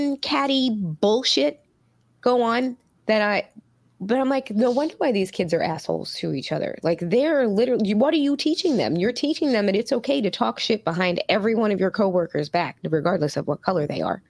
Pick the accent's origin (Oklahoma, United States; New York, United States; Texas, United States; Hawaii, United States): New York, United States; New York City; I grew up in Queens